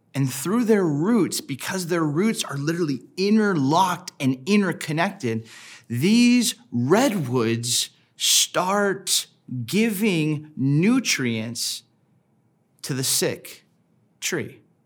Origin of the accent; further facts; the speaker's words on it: Southern California, United States; I grew up in Southern California